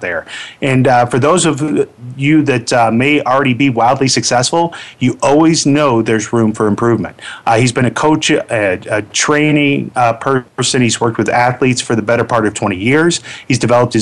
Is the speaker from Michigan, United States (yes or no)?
no; Orlando, Florida, United States; moved away; O-Town, my hometown. It's going to be weird again because the event is actually being held where my high school prom was.